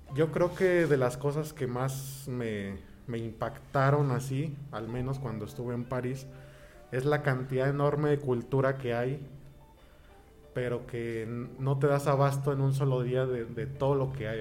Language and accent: Spanish; Toluca, State of Mexico, Mexico; moved away; also born or lived in Colima; yo soy originario de la ciudad de Toluca. Allá nací, allá crecí.